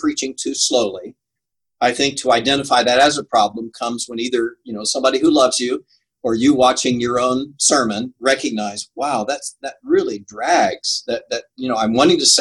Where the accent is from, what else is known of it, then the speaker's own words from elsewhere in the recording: St. Louis, Missouri, United States; I grew up in St. Louis